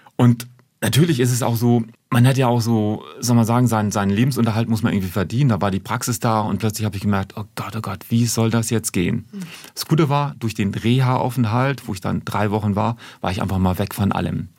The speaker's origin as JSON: {"language": "German", "region": "Hamburg", "country": "Germany", "tie": "born or raised there", "also_born_or_lived": "Ulm", "accent": "northern German", "moved": "as an adult", "said": "Also ich bin ja gebürtiger Hamburger, ich komme ja aus Norddeutschland, hört man wahrscheinlich auch vom Dialekt her"}